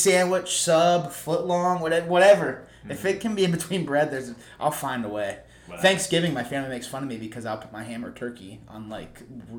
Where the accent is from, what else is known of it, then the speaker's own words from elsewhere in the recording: Ohio, United States; we're from Ohio.